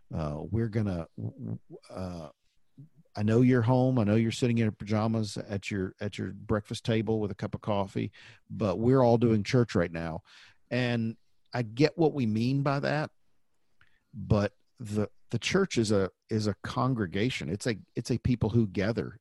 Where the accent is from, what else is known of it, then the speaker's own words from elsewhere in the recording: the Bible Belt, United States; growing up in the Bible Belt